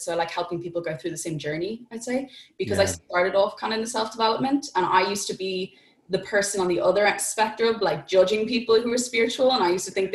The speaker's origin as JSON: {"language": "English", "town": "Dublin", "region": "Leinster", "country": "Ireland", "said": "I'm from Dublin in Ireland"}